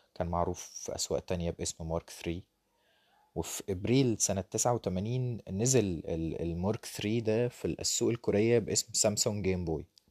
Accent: Egypt; عندنا في مصر

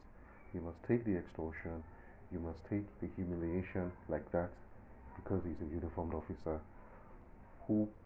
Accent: southern Nigeria, Nigeria; accent: Southern Nigerian; I'm a Southerner. That should be obvious anyway, if you're familiar with Nigeria from the accent

